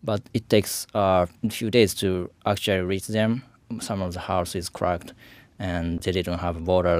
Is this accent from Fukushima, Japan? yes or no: yes; Fukushima, Japan; English is a second language; moved away as an adult; now in Boston, United States; I came from Fukushima, but I wasn't there